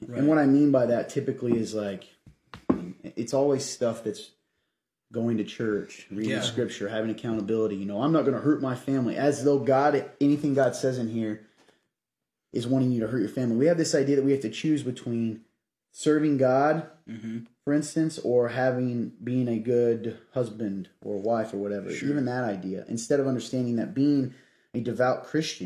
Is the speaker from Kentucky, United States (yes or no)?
yes; Kentucky, United States; moved away; I'm from Kentucky originally